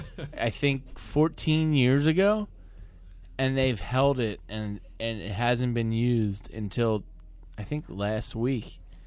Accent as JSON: {"language": "English", "area": "right outside Philly", "region": "Pennsylvania", "country": "United States", "tie": "born or raised there", "also_born_or_lived": "Washington, D.C.", "moved": "as an adult", "lives_now": "Philadelphia, United States", "said": "say I'm from Philly, but I'm right outside Philly."}